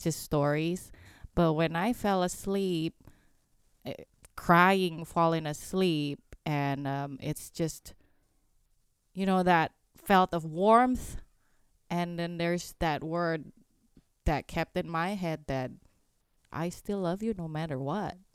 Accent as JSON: {"language": "English", "country": "Indonesia", "tie": "born or raised there", "second_language": "English", "moved": "yes", "lives_now": "United States", "said": "where I grew up in Indonesia"}